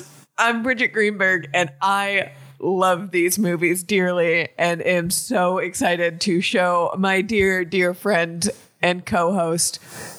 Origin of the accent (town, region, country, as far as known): Miami, Florida, United States; born or raised there